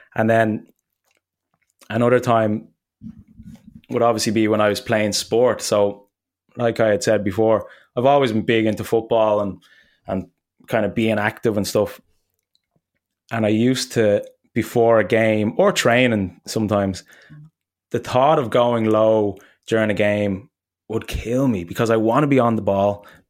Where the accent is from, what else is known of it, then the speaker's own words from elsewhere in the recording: Ireland; moved away; I was close to landing in Dublin and I hadn't been home in a while